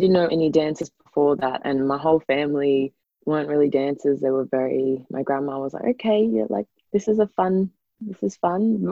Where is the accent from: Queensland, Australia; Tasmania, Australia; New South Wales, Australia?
Queensland, Australia; Noosa; I grew up in Noosa.